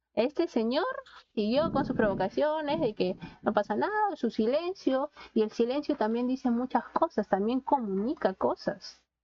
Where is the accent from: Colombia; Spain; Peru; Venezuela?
Peru; como somos los peruanos